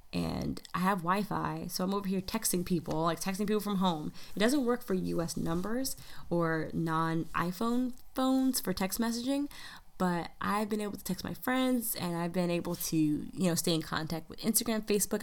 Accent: United States; a black American in the United States

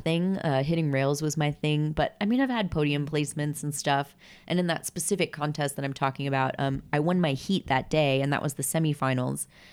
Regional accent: Florida, United States; born or raised there; moved away as an adult; now in Los Angeles, United States

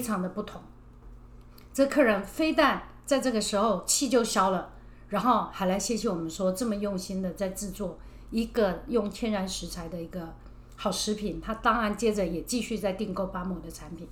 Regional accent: Chiayi, Taiwan; 因为我是南部人，我是嘉义人

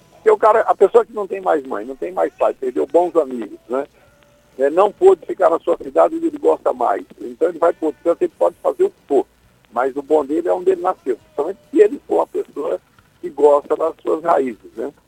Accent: Irecê, Bahia, Brazil; also born or lived in Acopiara, Ceará; now in São Paulo, Brazil; eu fui criado, eu saí do Ceará, fui para Irecê, na Bahia

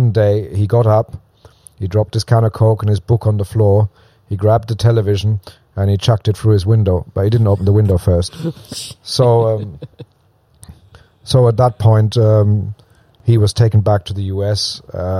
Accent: southwest Germany, Germany; moved away; I'm German. I was born in Germany.

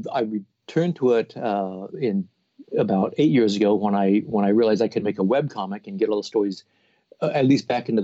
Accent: Portland, Oregon, United States; also born or lived in New Jersey; I had just moved back to Portland, Oregon, my hometown

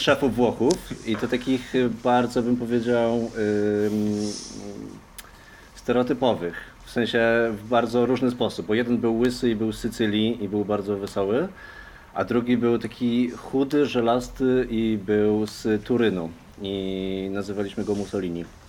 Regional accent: Poland; moved away as an adult; przyjechałem e, z Polski i szukam pracy

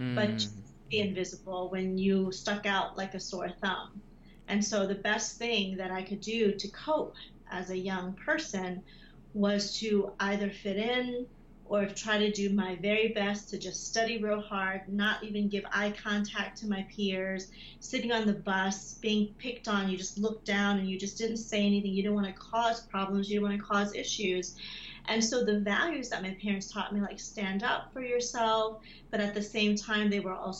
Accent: United States; When I first arrived to the U.S., I was a child. I was so young. But growing up in America

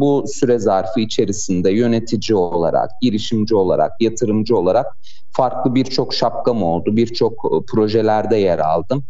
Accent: Ankara, Turkey; 89 yılında güzel Ankara'mda doğdum. Ankaralıyım.

